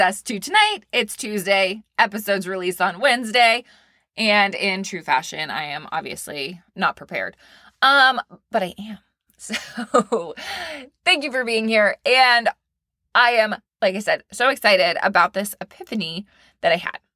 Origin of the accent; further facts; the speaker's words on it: Maine, United States; now in Florida, United States; I am from Maine, small town girl.